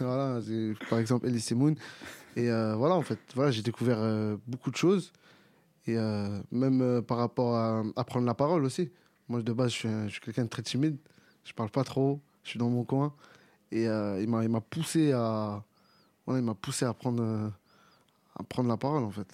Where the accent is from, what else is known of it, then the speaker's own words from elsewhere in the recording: Clichy-sous-Bois, Île-de-France, France; je viens de Clichy, j'ai grandi sur Clichy-sous-Bois